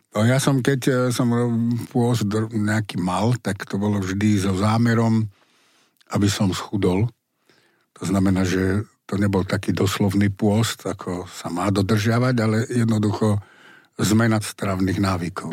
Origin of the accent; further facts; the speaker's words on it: Bratislava, Bratislava Region, Slovakia; som Bratislavčan, vyrastal som v Bratislave